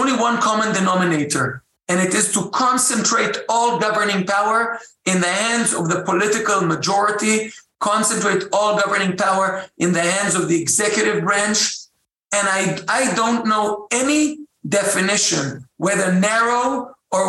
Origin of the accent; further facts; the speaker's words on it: Jerusalem, Jerusalem District, Israel; I'm from Jerusalem originally, and I'm speaking to you right now from Jerusalem